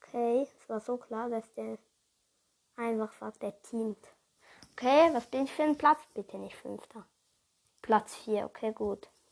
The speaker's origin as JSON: {"language": "German", "country": "Switzerland", "said": "ich komme halt ursprünglich aus der Schweiz. Und ja, ich stamme aber auch von Deutsch ab. Also meine Mutter ist von Deutschland und mein Vater ist von der Schweiz."}